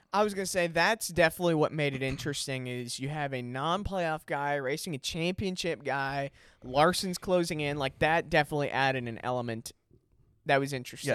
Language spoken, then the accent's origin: English; Chicago, Illinois, United States; I grew up in Chicago